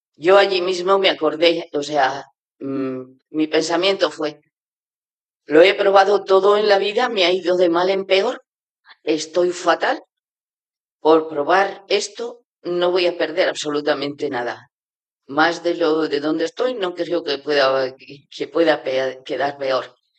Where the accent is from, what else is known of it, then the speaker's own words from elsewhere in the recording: Navarre, Spain; moved away as an adult; also born or lived in China; soy de Navarra